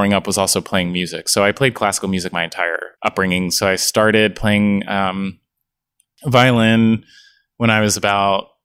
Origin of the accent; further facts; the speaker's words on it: Philadelphia, Pennsylvania, United States; also born or lived in Pittsburgh; I grew up born and raised in Philadelphia, and that was, you know, I've never moved